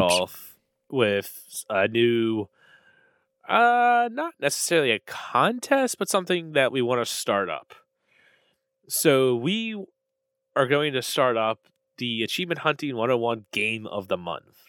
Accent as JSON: {"language": "English", "region": "Maryland", "country": "United States", "said": "I'm from Maryland"}